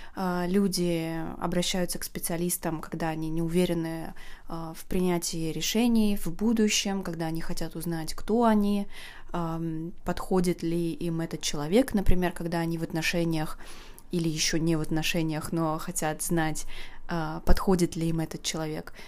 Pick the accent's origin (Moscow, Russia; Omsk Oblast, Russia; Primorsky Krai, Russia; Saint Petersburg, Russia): Saint Petersburg, Russia; я из Санкт-Петербурга